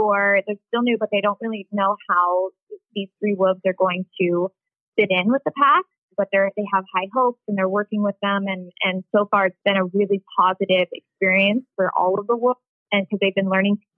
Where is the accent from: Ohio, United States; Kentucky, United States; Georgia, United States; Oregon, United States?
Ohio, United States; I'm from Ohio